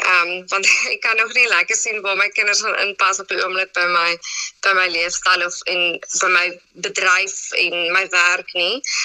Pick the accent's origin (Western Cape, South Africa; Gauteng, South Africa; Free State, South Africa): Western Cape, South Africa; Citrusdal; also born or lived in Stellenbosch; In Citrusdal. So dit is my baie lekker om terug in my tuisdorp te wees